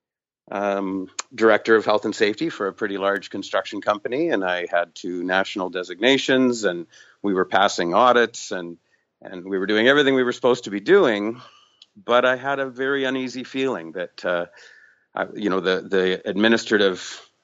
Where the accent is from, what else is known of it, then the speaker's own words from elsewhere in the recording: Vancouver, British Columbia, Canada; I'm from Vancouver, British Columbia